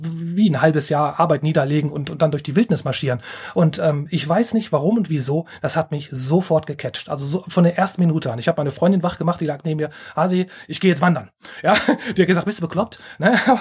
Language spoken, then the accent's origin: German; Rhineland, Germany; als Rheinländer